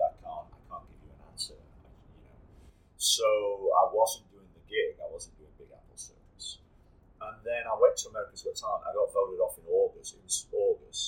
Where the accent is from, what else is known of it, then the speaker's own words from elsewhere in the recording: England, United Kingdom; I'm born and raised in England